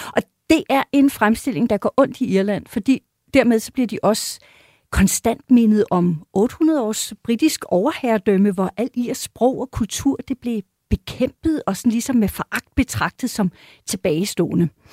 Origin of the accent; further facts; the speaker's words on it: Denmark; som dansker